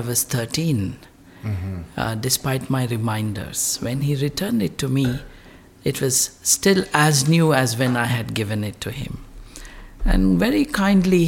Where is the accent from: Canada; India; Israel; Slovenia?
India; Hyderabad, Telangana; first language Telugu; English is a second language; I'm in Hyderabad, south central India. The region speaks three languages. The most important language is Telugu, which is my mother tongue. Telugu also is the bridge between the North Indian and South Indian cultures as well. So that's where I come from